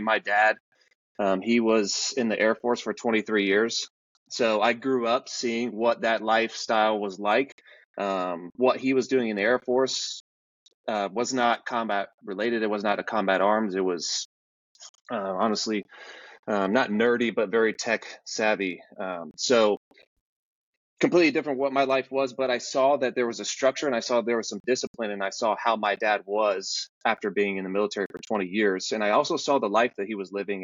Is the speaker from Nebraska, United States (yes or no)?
yes; Omaha, Nebraska, United States; I grew up in Omaha, Nebraska.